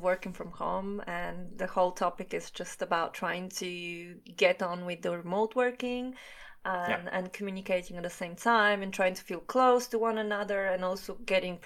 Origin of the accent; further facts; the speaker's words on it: Italy; moved away as an adult; now in London, United Kingdom; I'm originally from Italy